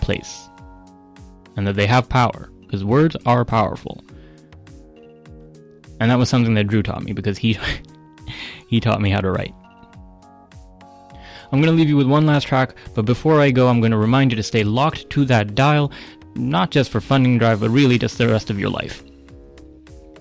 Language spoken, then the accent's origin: English; Abbotsford, British Columbia, Canada; now in Victoria, Canada; my hometown of Abbotsford, BC